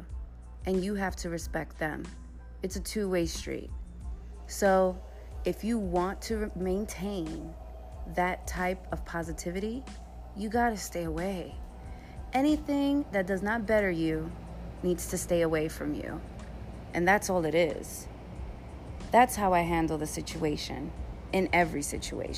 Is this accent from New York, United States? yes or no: yes; New York City, New York, United States; I'm from the Bronx